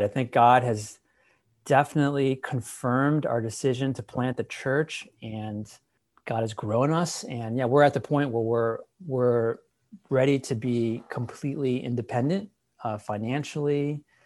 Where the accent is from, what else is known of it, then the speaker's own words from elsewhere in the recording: Wheaton, Illinois, United States; moved away as an adult; now in Walnut, California, United States; I grew up in Chicago, um, in Wheaton